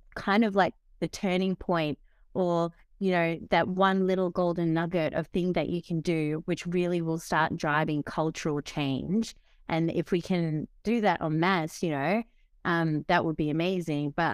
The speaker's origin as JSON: {"language": "English", "country": "Fiji", "tie": "born or raised there", "moved": "yes", "said": "I grew up in Fiji, so developing country"}